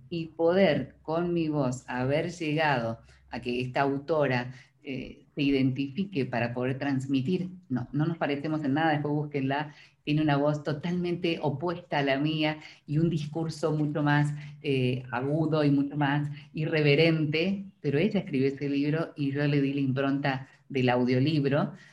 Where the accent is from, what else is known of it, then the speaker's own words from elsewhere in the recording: Córdoba, Argentina; accent: Cordobese tonada; nosotros en Córdoba, ese, ese, es otro para que busquen, para que googleen, tenemos una tonada, eh, muy graciosa, los cordobeses tenemos una tonada muy arrastrada, que hablamos todo así, y en mi caso no se nota